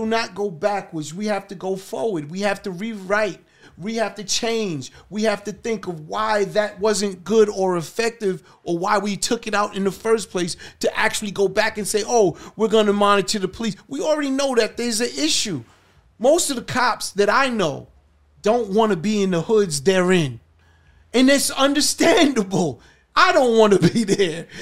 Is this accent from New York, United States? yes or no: yes; New York City, New York, United States; also born or lived in Brownsville, Brooklyn; I grew up in Hollis, Queens. I'm a New York resident. I've been Brownsville. Went from Brownsville to Hollis, Queens.